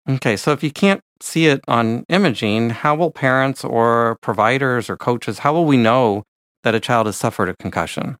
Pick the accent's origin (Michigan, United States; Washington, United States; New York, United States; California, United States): California, United States; San Francisco Bay Area; I grew up in the San Francisco Bay Area